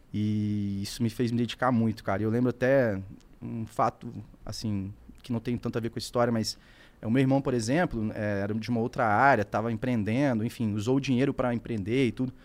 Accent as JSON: {"language": "Portuguese", "region": "Espírito Santo", "country": "Brazil", "said": "Moro no Espírito Santo, né? Sou capixaba"}